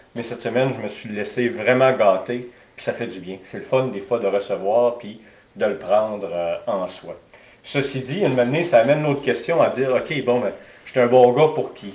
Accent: Alma, Quebec, Canada; j'ai grandi à Alma

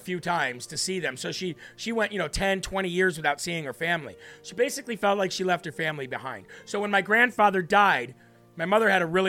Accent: Illinois, United States; born there; now in Vermont, United States; I was born in Northwest Illinois, close to the Iowa border.

